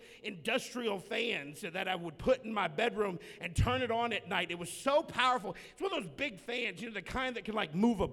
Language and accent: English; the South, Southern United States, United States